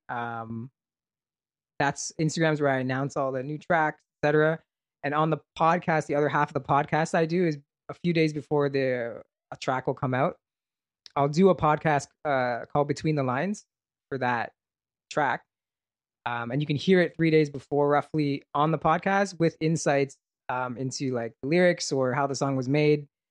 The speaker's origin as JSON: {"language": "English", "town": "Brampton", "region": "Ontario", "country": "Canada", "said": "I was from Brampton"}